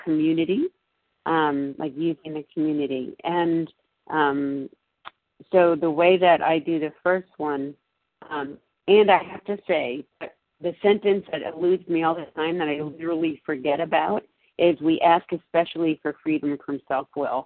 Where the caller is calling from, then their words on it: Massachusetts, United States; I'm calling in from Massachusetts